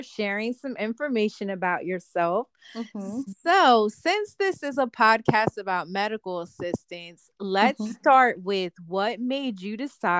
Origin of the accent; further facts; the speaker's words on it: Delaware, United States; I'm from Delaware